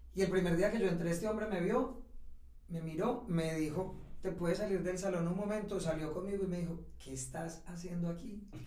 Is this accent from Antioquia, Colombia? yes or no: yes; Ciudad Bolívar, Antioquia, Colombia; moved away; also born or lived in London / Madrid; yo estudié en Bolívar y cuando terminé el bachillerato